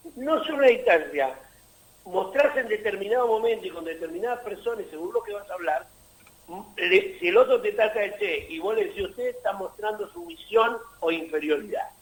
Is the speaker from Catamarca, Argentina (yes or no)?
no; Mar del Plata, Buenos Aires Province, Argentina; Mar del Plata, mi ciudad natal